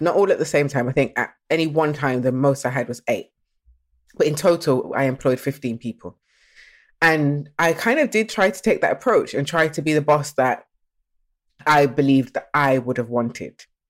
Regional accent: Nottingham, East Midlands, United Kingdom; also born or lived in Birmingham; I was born in Birmingham, but I was actually raised in Nottingham

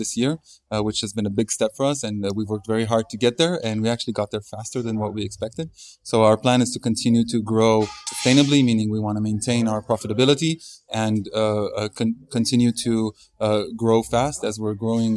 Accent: Israel; I'm originally from Israel

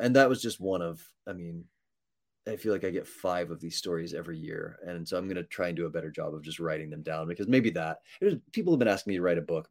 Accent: Texas, United States; I'm from Texas

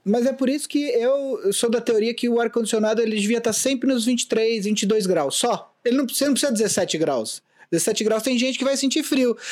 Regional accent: São Paulo, Brazil; also born or lived in Vila Mariana, São Paulo; é Vila Mariana by way of Vila Mascote, que é onde eu fui criado

